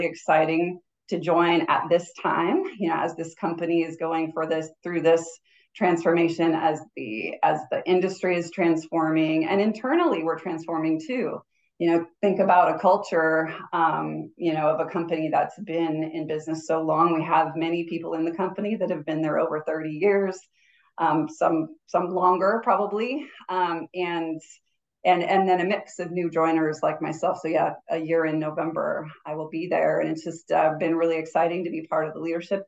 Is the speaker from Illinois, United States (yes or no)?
no; Southern California, United States; moved away as an adult; also born or lived in Flagstaff, Arizona / Anchorage, Alaska; I grew up in Southern California. So yeah, I grew up near the beach